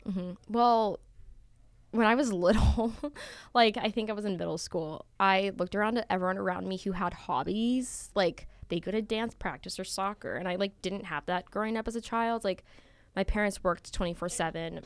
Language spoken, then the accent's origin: English; Las Vegas, Nevada, United States; moved away as an adult; I'm originally from Las Vegas, Nevada, which is really far